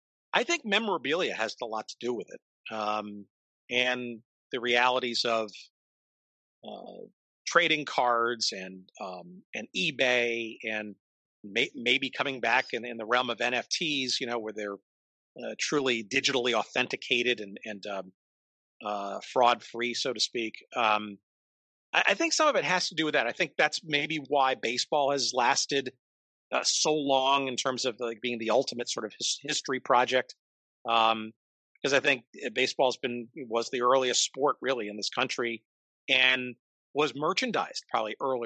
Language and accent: English; New York, United States; Now, I grew up in New York, so it was on Channel 5 there, the old now Fox station, but the old WNEW television, Metro Media, I guess at the time.